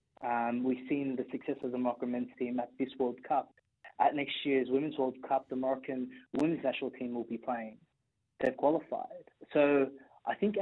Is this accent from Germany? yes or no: no; Australia; I'm Australian